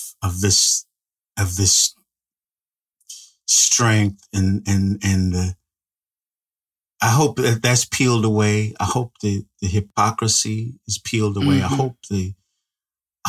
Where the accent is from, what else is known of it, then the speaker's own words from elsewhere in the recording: Central California, United States; I grew up in California, Central California